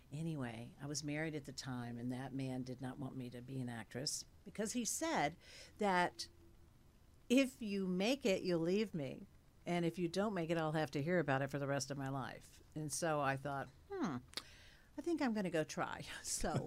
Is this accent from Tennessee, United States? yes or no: yes; Cookeville, Tennessee, United States; I was born in Cookeville, Tennessee